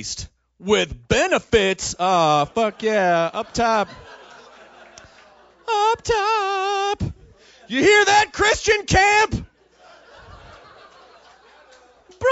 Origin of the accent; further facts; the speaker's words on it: Memphis, Tennessee, United States; I'm from Memphis, Tennessee